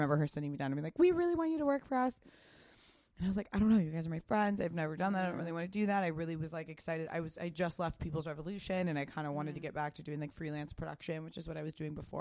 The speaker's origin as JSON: {"language": "English", "town": "Pasadena", "region": "California", "country": "United States", "tie": "born or raised there", "said": "I grew up in Pasadena"}